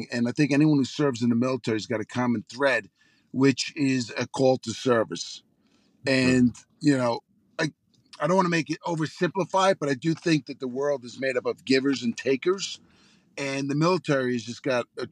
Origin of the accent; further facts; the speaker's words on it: Long Island, New York, United States; I grew up on Long Island and close proximity to New York City